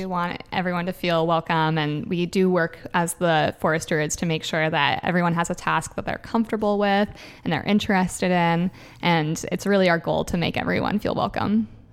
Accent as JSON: {"language": "English", "area": "Puget Sound", "region": "Washington", "country": "United States", "tie": "born or raised there", "lives_now": "Everett, United States", "said": "I grew up on the Puget Sound"}